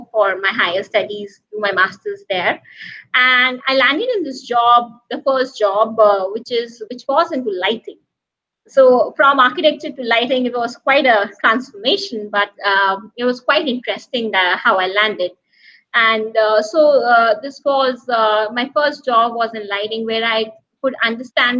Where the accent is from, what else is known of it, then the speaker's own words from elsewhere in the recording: Roorkee, Uttarakhand, India; moved away as an adult; also born or lived in Delhi, India; now in Mumbai, India; I was born in Delhi, which is the capital city of the country. Uh-huh. And then I was brought up in Roorkee, which is a small